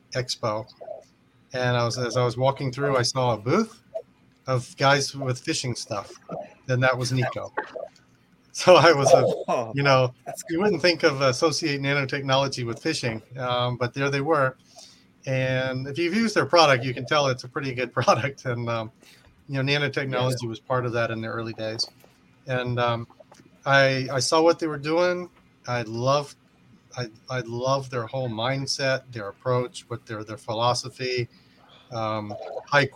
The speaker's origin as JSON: {"language": "English", "region": "Virginia", "country": "United States", "tie": "born or raised there", "also_born_or_lived": "Japan", "moved": "as an adult", "said": "I grew up in Virginia. That's where I live now"}